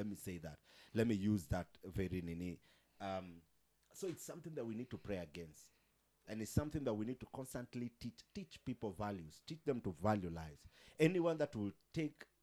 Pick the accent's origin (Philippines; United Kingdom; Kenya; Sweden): Kenya; Nairobi; I grew up in Mukuru